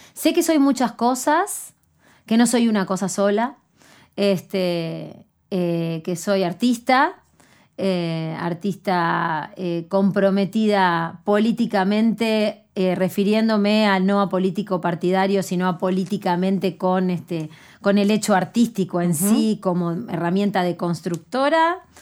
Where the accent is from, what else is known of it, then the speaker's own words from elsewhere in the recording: Canelones, Uruguay; Yo vengo de Canelones, de la ciudad de Canelones, y tengo 38 años